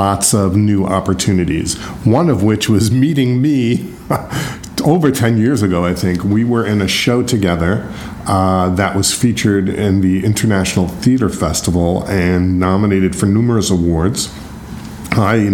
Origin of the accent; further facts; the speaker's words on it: New York, United States; also born or lived in Philadelphia; I'm from New York